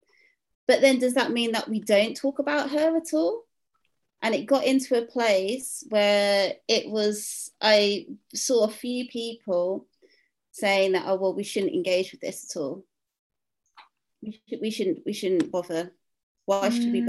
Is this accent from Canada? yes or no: no; Midlands, United Kingdom; suburban woman up in the Midlands, like in my hometown